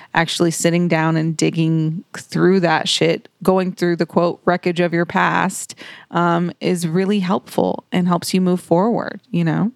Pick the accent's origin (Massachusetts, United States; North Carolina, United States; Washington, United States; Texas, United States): Texas, United States; Dallas; I'm originally from South Dallas